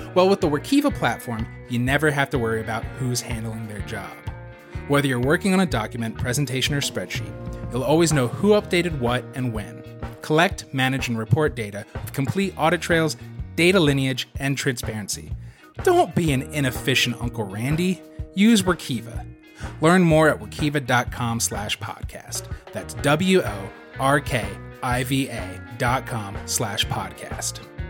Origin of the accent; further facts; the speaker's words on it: Southern California, United States; I grew up in Southern California